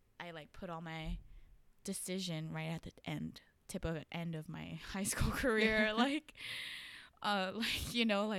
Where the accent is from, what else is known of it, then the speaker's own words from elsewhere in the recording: Northridge, California, United States; So I grew up in the Valley, and sometimes people like have different definitions of the Valley, but so that's, for me, it's like Northridge area, Chatsworth.